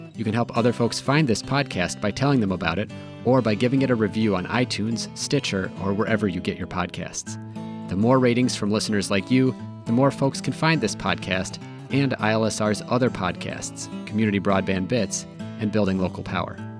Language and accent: English; Minnesota, United States; I'm from Minnesota